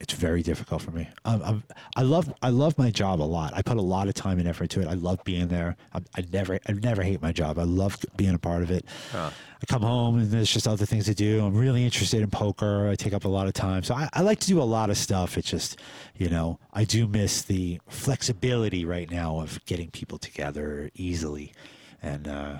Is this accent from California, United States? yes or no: no; New York City, New York, United States; I mean, I came from New York City, you know, yeah. I picked up some crazy shit back there, you know, subway systems and stuff like that, you know?